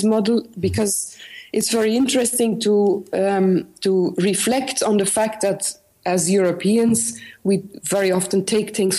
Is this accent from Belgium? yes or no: yes; north of Antwerp, Flanders, Belgium; now in Ghent, Belgium; I was born in the north of Antwerp, very close to the border with Holland, and part of my family was also Dutch.